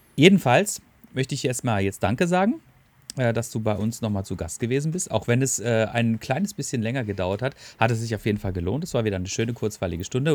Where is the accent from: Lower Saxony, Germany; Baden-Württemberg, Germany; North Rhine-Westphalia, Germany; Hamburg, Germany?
Baden-Württemberg, Germany; Black Forest; bin ich auch ein Kind des Schwarzwalds, ne? Ähm, und äh, bin natürlich auch mit viel Wald und Wiesen und äh, Bäumen und äh, Bergen aufgewachsen